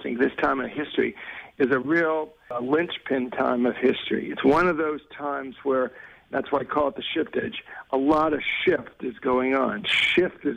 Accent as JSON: {"language": "English", "country": "United States", "said": "speaking as an American"}